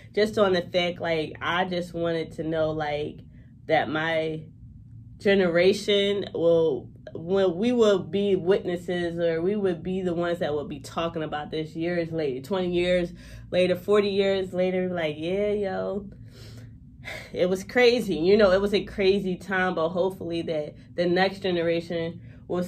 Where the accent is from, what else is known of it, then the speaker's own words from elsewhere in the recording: Philadelphia, Pennsylvania, United States; I'm from West Philadelphia, and I love my city